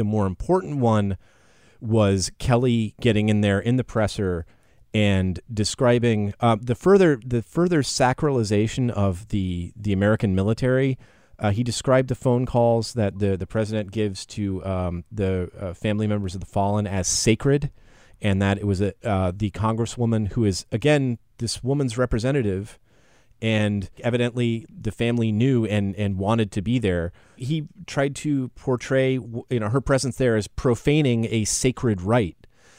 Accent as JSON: {"language": "English", "country": "Russia", "tie": "born or raised there", "said": "growing up in Russia, where we venerated the dead heroes"}